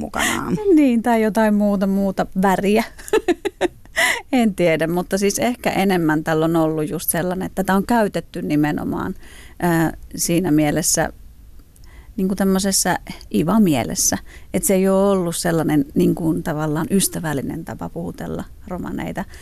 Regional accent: Finland; suomalaisena, romaninaisena

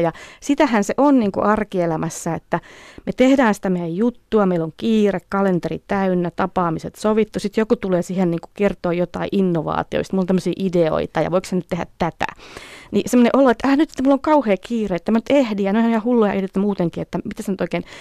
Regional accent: Finland; moved away as an adult; also born or lived in California

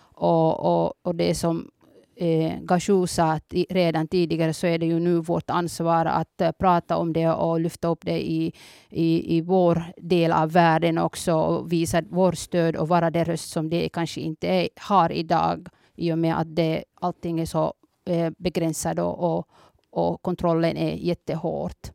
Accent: Somalia; now in Finland; Jag är från början från Somalia

